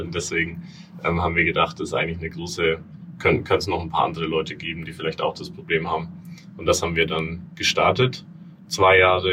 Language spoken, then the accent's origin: German; Franconia, Bavaria, Germany; moved away as an adult; now in New York, United States; ursprünglich ähm, komme ich aus Franken in, in Bayern